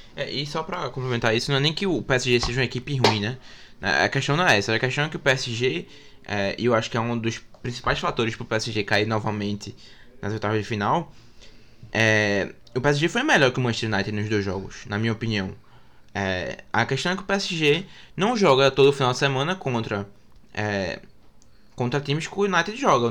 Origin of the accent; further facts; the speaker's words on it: Brazil; A gente, como brasileiro